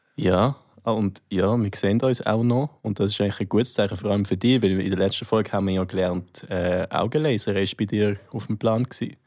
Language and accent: German; Nunningen, Solothurn, Switzerland; mein Dorf, wo ich herkomme, heisst Nunningen